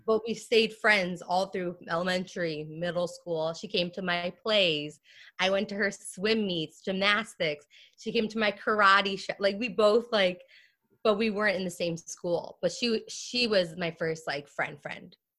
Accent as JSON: {"language": "English", "town": "Lumberton", "region": "New Jersey", "country": "United States", "tie": "born or raised there", "said": "I grew up in uh, Lumberton, New Jersey, which is a rural rural uh, part"}